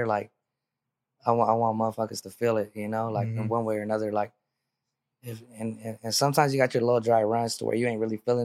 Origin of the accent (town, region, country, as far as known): Merced, California, United States; born or raised there